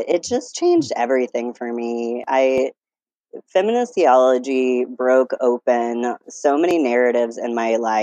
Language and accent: English; Pensacola, Florida, United States; I grew up in Pensacola, Florida, all the way through college